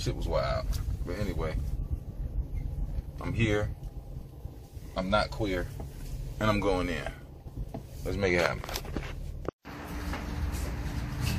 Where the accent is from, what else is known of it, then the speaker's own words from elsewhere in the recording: the South, United States; I'm from the South.